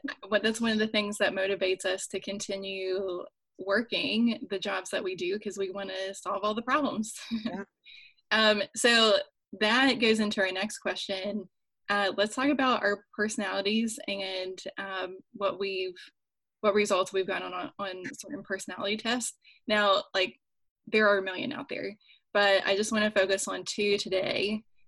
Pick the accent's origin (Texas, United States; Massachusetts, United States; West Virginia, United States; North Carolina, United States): West Virginia, United States; moved away as an adult; also born or lived in Washington, D.C.; I'm from West Virginia, like I mentioned before, where the general population is socially conservative, even for many Democrats, at least while I was growing up.